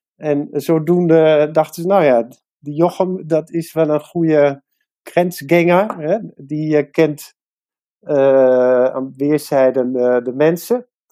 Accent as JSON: {"language": "Dutch", "country": "Netherlands", "tie": "born or raised there", "said": "mijn vader die komt uit Nederland, maar ik ben in Nederland opgegroeid"}